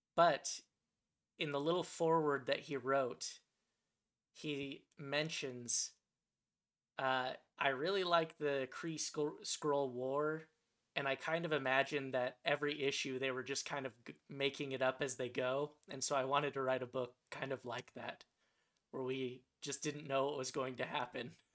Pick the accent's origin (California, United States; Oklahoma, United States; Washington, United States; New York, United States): California, United States; Santa Clarita; moved away; the town that I grew up in was called Santa Clarita